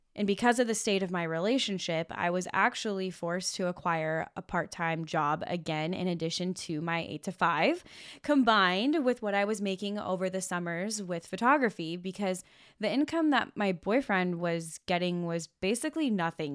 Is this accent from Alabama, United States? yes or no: no; Washington, United States; moved away as an adult; also born or lived in Los Angeles; now in Oregon, United States; I was living in my hometown in Washington State